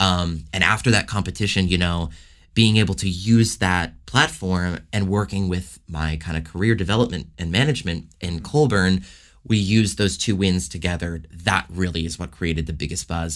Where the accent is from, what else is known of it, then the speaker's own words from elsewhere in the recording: Toronto, Ontario, Canada; moved away as an adult; also born or lived in Los Angeles; born and raised in Toronto